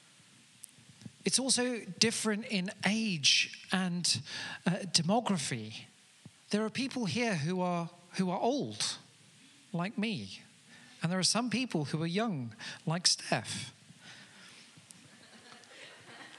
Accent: Amanzimtoti, KwaZulu-Natal, South Africa; now in Telford, United Kingdom; I grew up in Africa in a place called Amanzimtoti

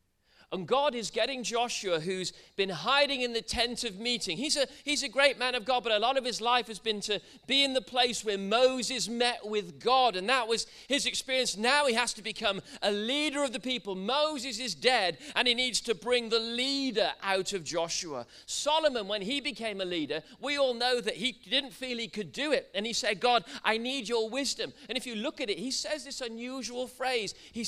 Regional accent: Wales, United Kingdom; I'm a Welshman, really. I should talk like this.

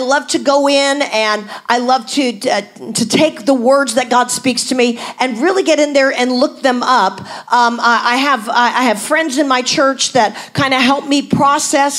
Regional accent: United States; as an American

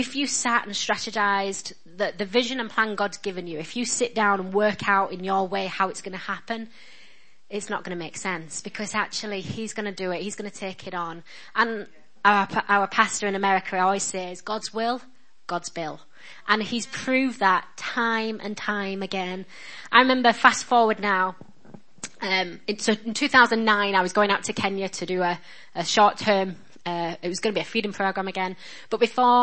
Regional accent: Yorkshire and the Humber, United Kingdom; accent: northern; I'm just a girl from Yorkshire. My dad was a postman. My mum was a cleaner

